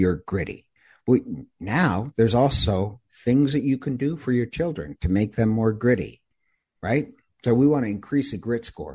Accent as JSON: {"language": "English", "region": "Idaho", "country": "United States", "tie": "born or raised there", "said": "when I was growing up in Idaho"}